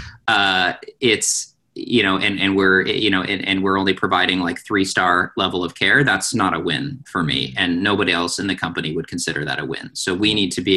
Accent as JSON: {"language": "English", "region": "Pacific Northwest", "country": "United States", "tie": "born or raised there", "said": "I was born and raised in the Pacific Northwest"}